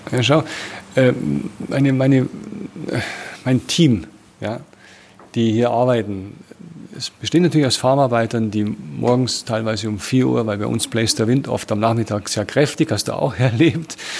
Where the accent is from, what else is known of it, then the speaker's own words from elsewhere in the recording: Germany; moved away as an adult; now in South Africa; meine Erfahrung als Deutscher